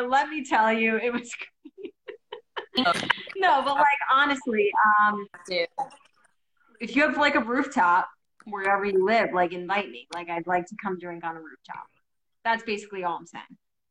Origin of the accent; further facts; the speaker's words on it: New Jersey, United States; Love New Jersey, love my home state